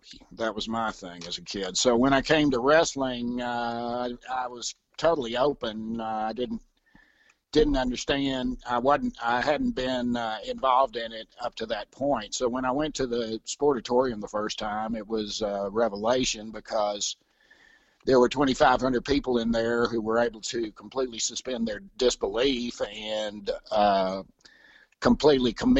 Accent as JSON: {"language": "English", "region": "East Texas", "country": "United States", "also_born_or_lived": "Austin, Texas / Dallas, Texas / Atlanta, Georgia", "moved": "as an adult", "lives_now": "Denver, United States", "said": "East Texas originally"}